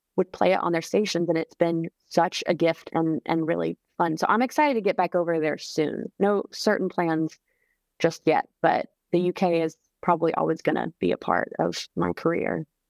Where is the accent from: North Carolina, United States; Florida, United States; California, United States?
North Carolina, United States; Charlotte; now in Nashville, United States; my hometown of Charlotte